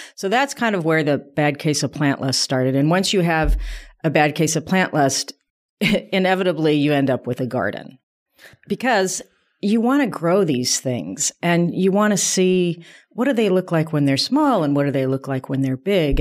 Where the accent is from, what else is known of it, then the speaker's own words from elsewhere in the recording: south of Denver, Colorado, United States; I grew up in Colorado, south of Denver, in a sort of a suburban environment.